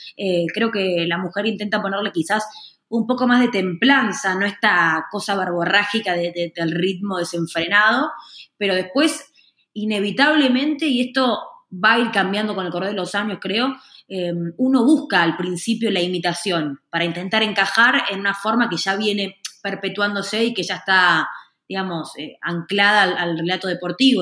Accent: Argentina; en la Argentina, donde soy yo

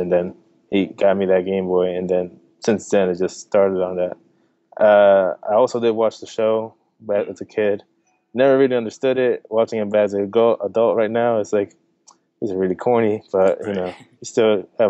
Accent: Delaware, United States; also born or lived in New Jersey; So I was born in New Jersey. I moved to Delaware in 2000, and that's where I got to meet Yesenia. We met at a young age. Then later on down the road, you know, I grew up in Delaware, all the whole middle school, high school, everything.

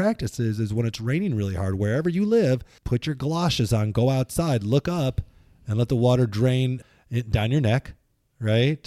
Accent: Midwest, United States; now in Pacific Northwest, United States; where we grew up in the Midwest

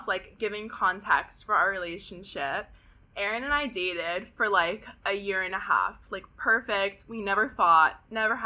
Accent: Pasadena, California, United States; I'm from Pasadena, so just, like, here from SoCal

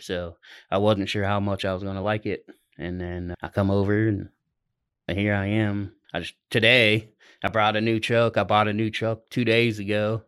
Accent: Ohio, United States; moved away as an adult; now in Oklahoma, United States; I'm from, I'm originally from Ohio, but I've been in Oklahoma the last three and a half years.

